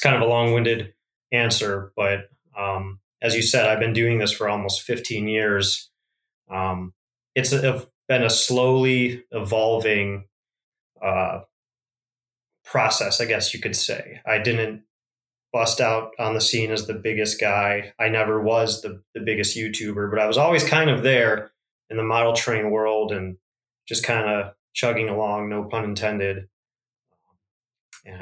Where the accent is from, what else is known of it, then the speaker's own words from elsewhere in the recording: Northeast Ohio, United States; I grew up in Northeast Ohio, Northern Ohio area.